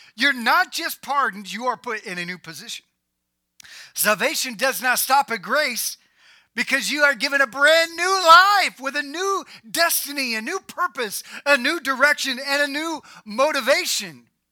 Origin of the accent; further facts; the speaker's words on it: United States; I was born in America